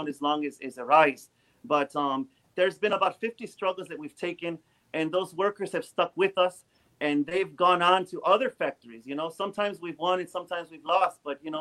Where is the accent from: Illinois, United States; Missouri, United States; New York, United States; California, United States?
Illinois, United States; DuPage County; grew up in DuPage County.